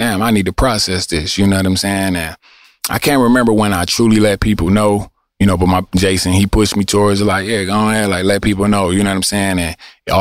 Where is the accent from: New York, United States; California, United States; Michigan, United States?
Michigan, United States; Detroit; I'm from Eastside Detroit